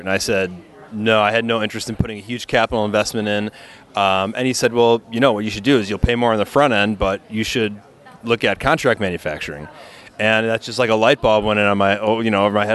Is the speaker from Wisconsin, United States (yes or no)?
yes; Milwaukee, Wisconsin, United States; moved away as an adult; also born or lived in Stevens Point, Wisconsin / Madison, Wisconsin; now in California, United States; I was born in Milwaukee, Wisconsin. Um, you know, I went to school just north of Milwaukee